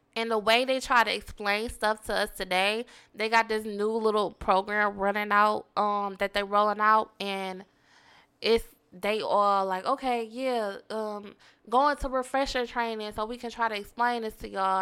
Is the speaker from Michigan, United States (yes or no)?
yes; Detroit, Michigan, United States; I'm from East Seven Mile.